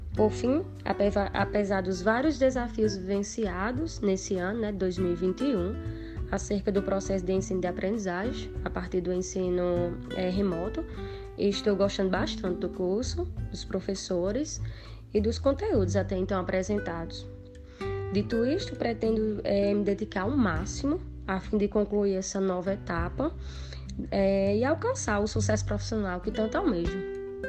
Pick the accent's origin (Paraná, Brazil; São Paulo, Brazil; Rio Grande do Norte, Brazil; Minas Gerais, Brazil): Rio Grande do Norte, Brazil; Luís Gomes; sou natural da cidade de Luiz Gomes, Rio Grande do Norte